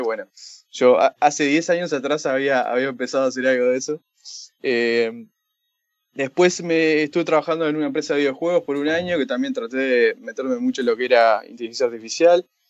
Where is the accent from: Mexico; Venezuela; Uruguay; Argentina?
Uruguay; Montevideo; also born or lived in San Francisco, United States; Originalmente uruguayo, de Montevideo. Eh, y sí, eh, nacido allá, crecí allá, trabajé allá